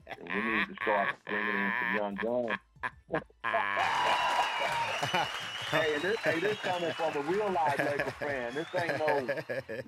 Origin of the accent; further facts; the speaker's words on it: Tulsa, Oklahoma, United States; I'm originally from Tulsa, Oklahoma